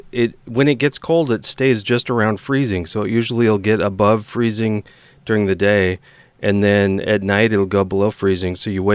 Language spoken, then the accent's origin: English; Washington, United States; I grew up in Eastern Washington and would go around and people would say, oh, so it rains all the time there.